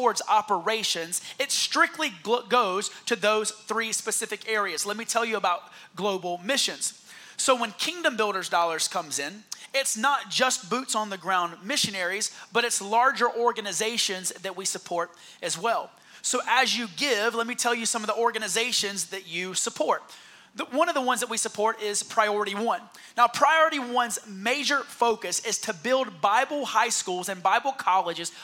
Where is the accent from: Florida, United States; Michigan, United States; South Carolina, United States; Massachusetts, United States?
South Carolina, United States; Heath Springs; moved away; But I'm really from Heath Springs, South Carolina.